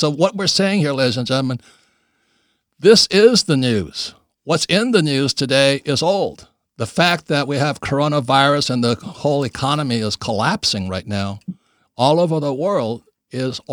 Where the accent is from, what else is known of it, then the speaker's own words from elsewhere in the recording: Hawaii, United States; we're both from Hawaii